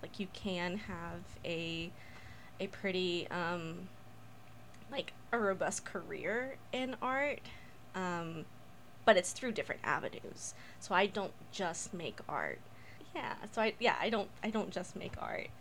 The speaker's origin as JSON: {"language": "English", "country": "United States", "tie": "born or raised there", "also_born_or_lived": "Mexico / North Mexico", "said": "I was born in Mexico and I grew up here in America"}